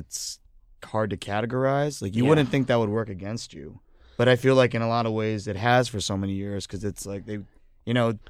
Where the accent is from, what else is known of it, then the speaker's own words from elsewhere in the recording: Philadelphia, Pennsylvania, United States; Yeah, I mean, I love that we're from Philly. It's pretty rad.